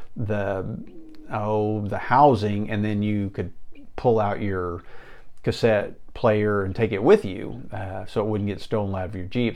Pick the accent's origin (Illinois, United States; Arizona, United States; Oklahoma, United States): Oklahoma, United States; Enid; Living here in the plains of Oklahoma in Enid